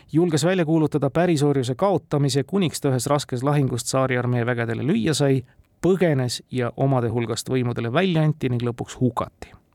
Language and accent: Estonian; Estonia